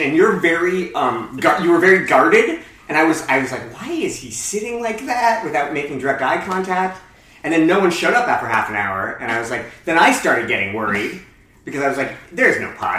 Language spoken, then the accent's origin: English; Barrie, Ontario, Canada; I'm from Barrie, Ontario